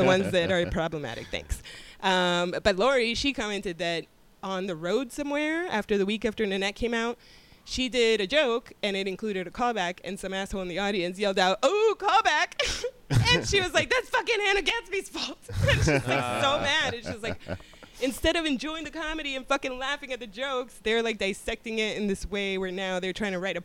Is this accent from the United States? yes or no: yes; Miami, Florida, United States; I'm from Miami